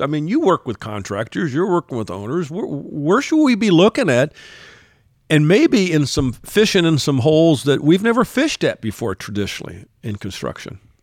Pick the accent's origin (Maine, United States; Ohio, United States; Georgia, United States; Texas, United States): Texas, United States; my home state of Texas